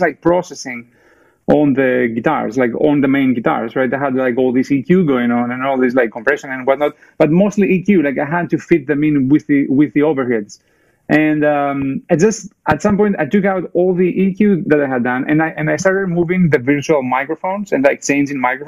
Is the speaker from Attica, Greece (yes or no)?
yes; Athens, Attica, Greece; English is a second language; moved away as an adult; also born or lived in Germany / England / California; now in Bay Area, United States; I was born in Greece, in Athens, Greece. Like, I grew up there in the 80s and 90s